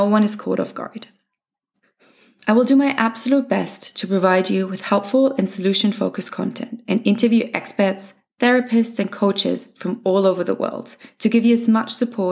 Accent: Germany; moved away as an adult; also born or lived in England / Australia; I was born in Germany, but spent most of my adult life living in England and Australia. I returned to Munich in 2019.

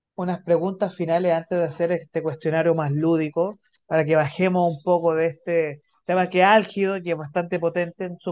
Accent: Santiago, Santiago Metropolitan Region, Chile; yo soy de Santiago

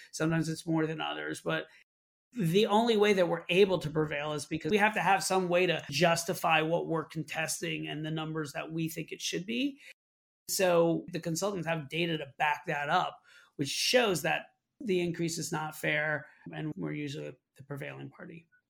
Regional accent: Orlando, Florida, United States; now in Brooklyn, New York, United States; I grew up in Orlando, Florida, moved to New York to pursue a career in theater.

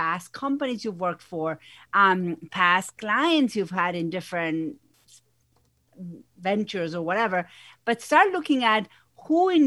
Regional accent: Argentina; English is a second language; moved away as an adult; now in United States; if you hear an accent, it's because I have one. I'm originally from Argentina. I've been here in the U.S. for over 20 years.

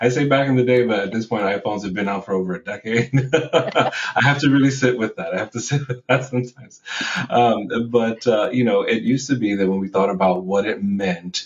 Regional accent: New York City, New York, United States; also born or lived in Puerto Rico; I was born in Puerto Rico, raised in the Bronx

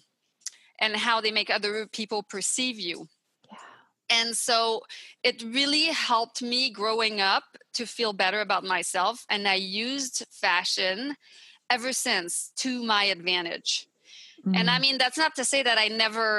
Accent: Montreal, Quebec, Canada; English is a second language; moved away as an adult; now in California, United States; I'm from the Montreal area in Quebec

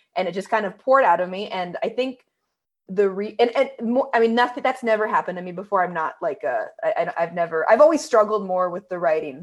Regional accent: Northern California, United States; moved away as an adult; now in Los Angeles, United States; I am someone who, you know, grew up in Northern

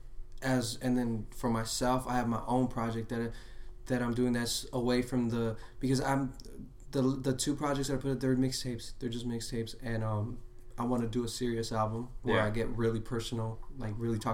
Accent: Los Angeles, California, United States; also born or lived in Lynwood, California; I grew up everywhere in Los Angeles. Like, I was always moving around

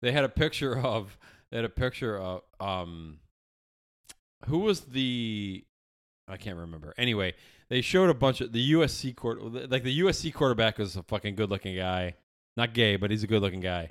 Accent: Syracuse, New York, United States; I'm from Syracuse.

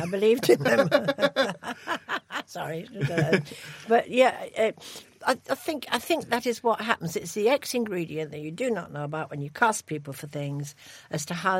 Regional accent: Ashton-under-Lyne, North West England, United Kingdom; born there; I was born in Ashton-under-Lyne

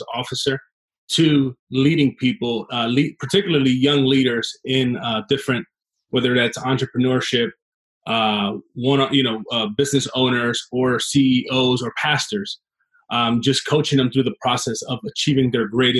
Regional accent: Trenton, New Jersey, United States; also born or lived in Chicago, Illinois; Grew up in Trenton, New Jersey

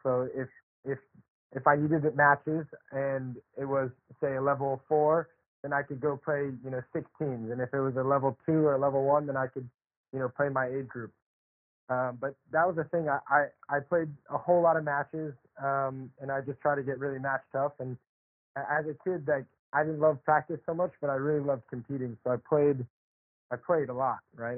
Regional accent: Charlotte, North Carolina, United States; I grew up in Charlotte, North Carolina

